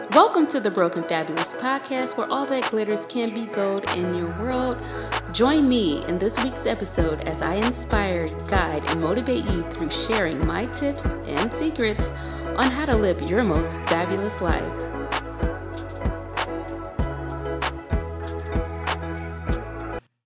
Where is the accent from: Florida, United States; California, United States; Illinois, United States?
Illinois, United States; Chicago; now in Los Angeles, United States; I was born and raised in Chicago. And when anyone asks me where I'm from, I automatically say the South Side